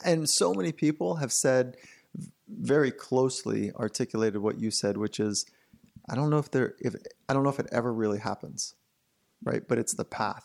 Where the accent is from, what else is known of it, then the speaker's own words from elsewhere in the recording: Southern California, United States; I grew up here in Southern California surfing